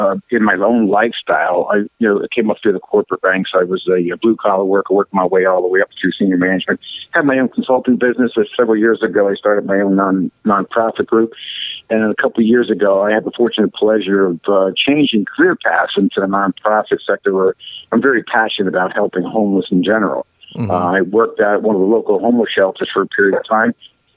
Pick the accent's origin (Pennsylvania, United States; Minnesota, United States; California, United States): Pennsylvania, United States; Allentown; I'm an Allentonian. I'm a Lehigh Valley. Allentonian, yeah. Born and raised out here.